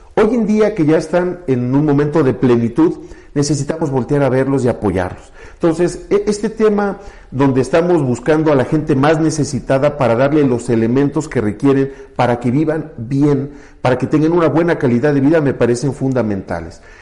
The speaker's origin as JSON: {"language": "Spanish", "town": "Santiago de Querétaro", "region": "Querétaro", "country": "Mexico", "tie": "born or raised there", "said": "me fui creciendo en aquel Querétaro, todavía muy chiquito"}